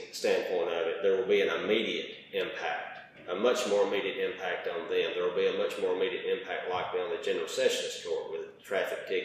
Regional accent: Crockett Mills, Tennessee, United States; also born or lived in Haywood County, Tennessee; i have born and raised in Crockett County and lived there essentially all my life up until January 1st of 2021.

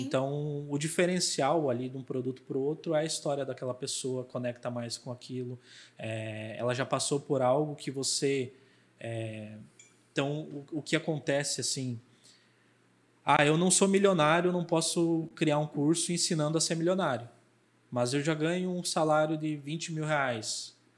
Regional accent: Chapecó, Santa Catarina, Brazil; eu venho da cidade de Chapecó, né? Eu sou lá do sul.

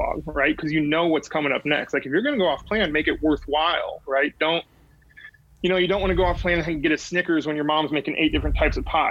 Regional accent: Midwest, United States; I grew up in the Midwest.

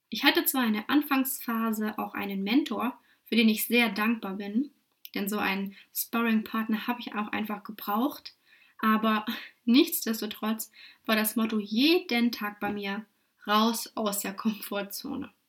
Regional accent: Lutherstadt Wittenberg, Saxony-Anhalt, Germany; now in Dresden, Germany; 28 Jahre jung, geboren und aufgewachsen in Lutherstadt-Wittenberg in Sachsen-Anhalt. Aber seit 2013 darf ich mich nun offiziell Dresdnerin nennen.

